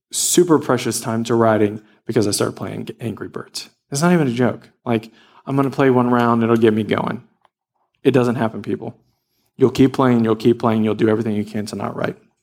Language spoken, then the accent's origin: English; Louisiana, United States; I grew up in Louisiana, and every day we played in the woods